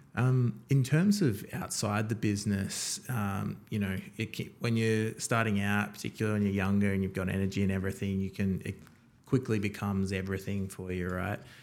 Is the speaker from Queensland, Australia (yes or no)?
yes; Townsville, Queensland, Australia; now in Melbourne, Australia; I was born in Townsville, so way up north